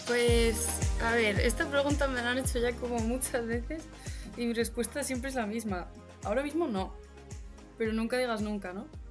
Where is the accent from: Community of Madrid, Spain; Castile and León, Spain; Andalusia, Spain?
Community of Madrid, Spain; Madrid; soy la típica madrileña que veranea en la manga